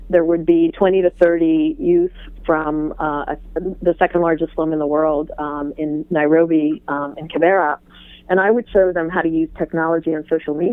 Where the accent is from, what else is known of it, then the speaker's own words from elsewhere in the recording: Iran; born there; I was born in Iran